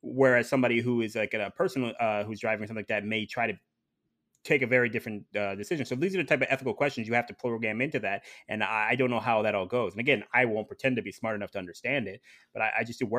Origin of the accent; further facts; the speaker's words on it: Ohio, United States; But I'm originally from Ohio, so I'm very familiar with black ice.